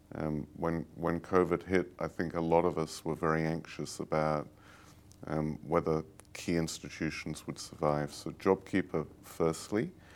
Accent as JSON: {"language": "English", "region": "London", "country": "United Kingdom", "tie": "born or raised there", "also_born_or_lived": "Italy", "moved": "yes", "said": "I grew up in London, and, um, like most, um, English people"}